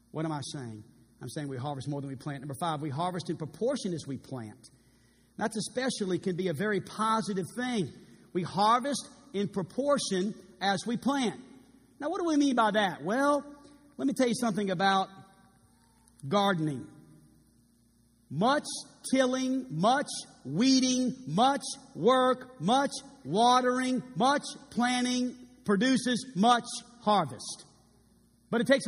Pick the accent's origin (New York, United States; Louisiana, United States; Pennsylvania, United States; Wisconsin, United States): Louisiana, United States; New Orleans; also born or lived in California; now in Arkansas, United States; We're both from New Orleans